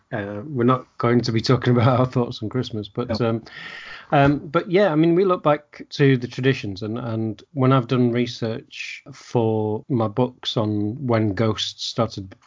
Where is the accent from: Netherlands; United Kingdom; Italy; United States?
United Kingdom; England; being an English person, I know you're Welsh, but being English